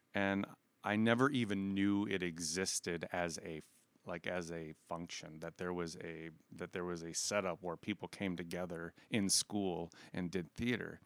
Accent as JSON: {"language": "English", "town": "Aberdeen", "region": "South Dakota", "country": "United States", "tie": "born or raised there", "said": "I grew up in Aberdeen, South Dakota"}